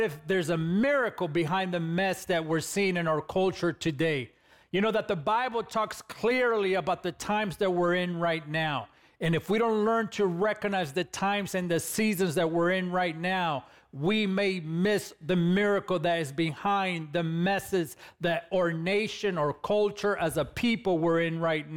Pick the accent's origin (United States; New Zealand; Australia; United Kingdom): United States; Los Angeles, California; I grew up in East LA, California